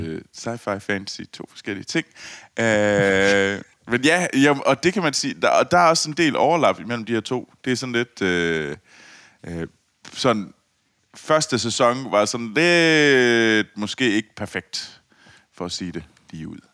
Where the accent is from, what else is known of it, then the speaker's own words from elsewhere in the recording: Copenhagen, Capital Region of Denmark, Denmark; jeg var københavner